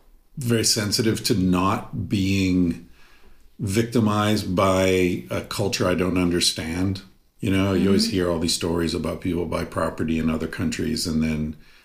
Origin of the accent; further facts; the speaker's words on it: United States; moved away as an adult; also born or lived in Spain; as an American, raised as an American